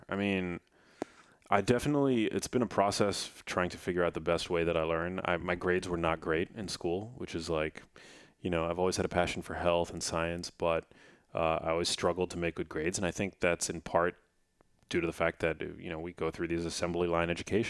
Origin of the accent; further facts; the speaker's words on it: New York, United States; accent: New York; Growing up, I had a little bit of like a New York accent because I grew up in New York, and I shed it because somebody once made fun of the way that I, in school, like elementary school, said water.